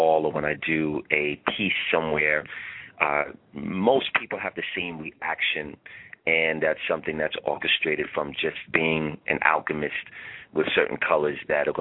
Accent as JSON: {"language": "English", "town": "New York City", "region": "New York", "country": "United States", "tie": "born or raised there", "said": "I hail from Staten Island, New York, Shaolin"}